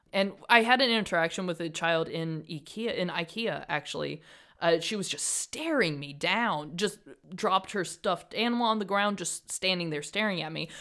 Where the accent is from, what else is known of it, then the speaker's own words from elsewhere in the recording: Rock Hill, South Carolina, United States; moved away as an adult; now in Freiburg, Germany; I'm from Rock Hill, South Carolina originally. I now live in Freiburg, Germany, where I moved here in two thousand sixteen.